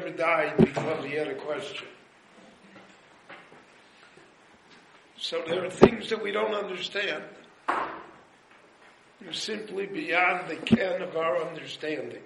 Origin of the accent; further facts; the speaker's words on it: United States; now in Jerusalem, Israel; I was born in the United States of America